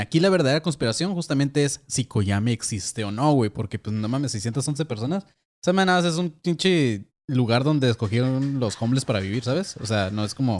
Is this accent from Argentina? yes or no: no; Mexico; la gente que somos de México